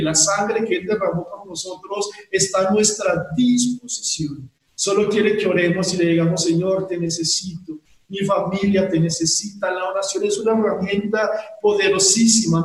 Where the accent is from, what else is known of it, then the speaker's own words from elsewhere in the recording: Bogotá, Colombia; como hijos de Dios, como colombianos, como bogotanos